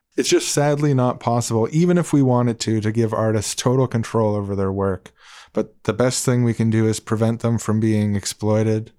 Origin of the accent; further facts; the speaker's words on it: Canada; we're Canadian podcast